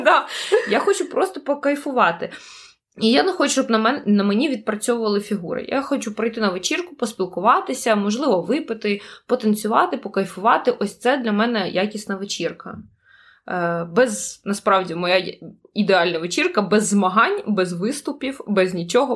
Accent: Kyiv, Ukraine; я з України

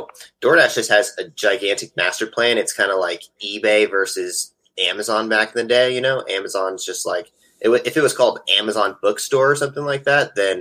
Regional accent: California, United States; moved away as an adult; also born or lived in Las Vegas; My whole life, 26 years.

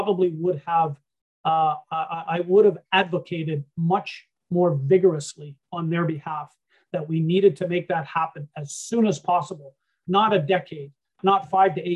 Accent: Canada; also born or lived in Germany; being a Canadian over in Europe during those days

